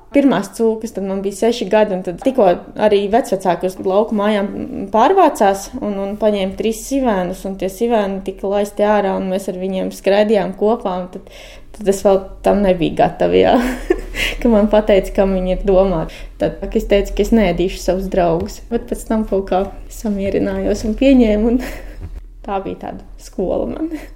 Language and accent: Latvian; Mārupa, Mārupa Municipality, Latvia; moved away as an adult; also born or lived in Tukums area; now in Pļaviņas, Latvia; Es arī esmu no Pierīgas, no Mārupas.